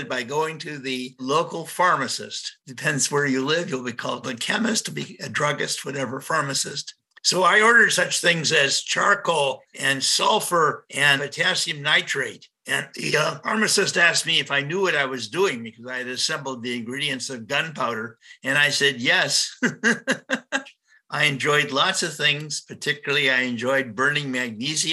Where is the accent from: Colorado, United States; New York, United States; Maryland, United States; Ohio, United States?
Ohio, United States; Cleveland; I was born in Cleveland, Ohio